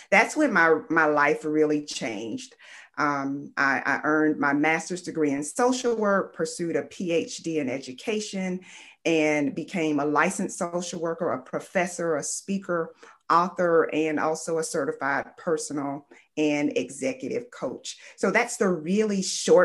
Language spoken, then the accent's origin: English; Fort Lauderdale, Florida, United States; I'm from Fort Lauderdale, Florida. I grew up in poverty.